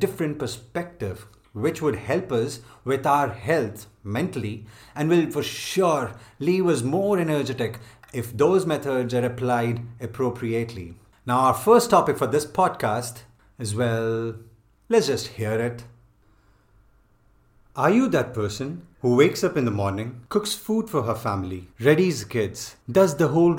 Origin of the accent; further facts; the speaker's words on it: India; priding ourselves for being an Indian